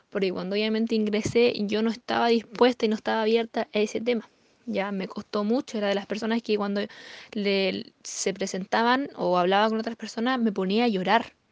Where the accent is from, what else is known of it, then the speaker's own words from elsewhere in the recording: Temuco, Araucanía, Chile; eh, actualmente plata del negocio de, Amway. Eh, soy de Temuco, ya nacida y criada acá. Tengo 21 años de edad.